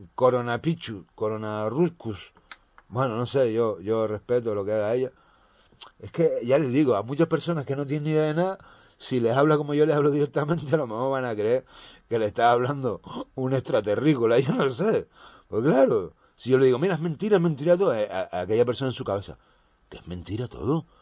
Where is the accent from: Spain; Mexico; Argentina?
Spain; españoles y españolas, que somos